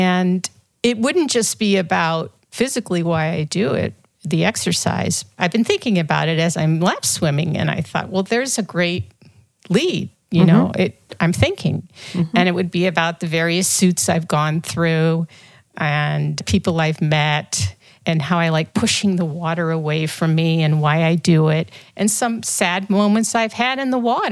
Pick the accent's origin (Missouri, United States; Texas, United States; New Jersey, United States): Missouri, United States; St. Louis; moved away; I grew up in St. Louis in a big family